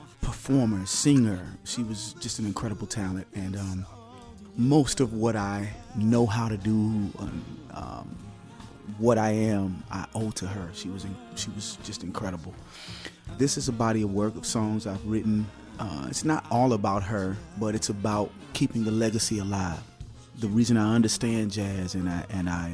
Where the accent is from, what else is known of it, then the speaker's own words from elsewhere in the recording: Atlanta, Georgia, United States; I'm born and raised in Southwest Atlanta